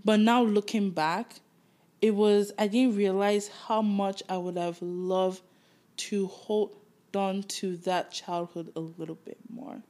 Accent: Nigeria; moved away as an adult; now in Toronto, Canada; growing up in Nigeria

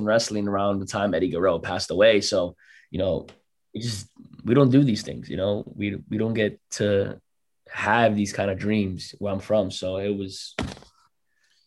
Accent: New York, United States; I was from New York

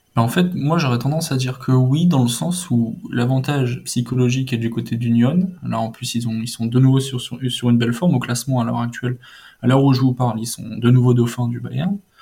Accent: France; nous, en tant que Français

